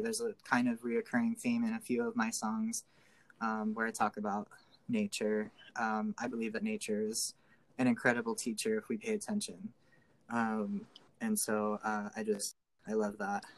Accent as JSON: {"language": "English", "town": "Gas City", "region": "Indiana", "country": "United States", "moved": "yes", "lives_now": "Sacramento, United States", "said": "I am originally from a little tiny town called Gas City, gas like fuel, uh, Indiana"}